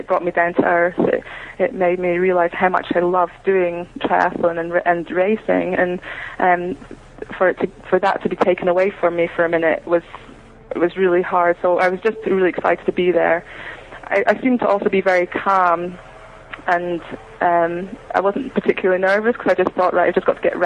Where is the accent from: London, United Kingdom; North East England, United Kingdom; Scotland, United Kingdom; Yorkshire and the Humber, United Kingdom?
Scotland, United Kingdom; being British